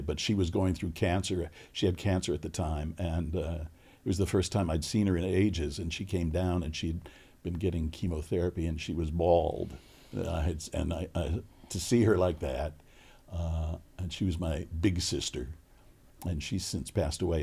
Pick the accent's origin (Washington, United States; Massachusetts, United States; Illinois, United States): Illinois, United States; Chicago; moved away; also born or lived in California; I grew up in Chicago